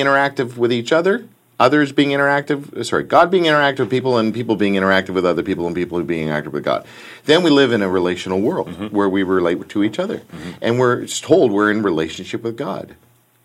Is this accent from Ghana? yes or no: no; Canada; we're Canadian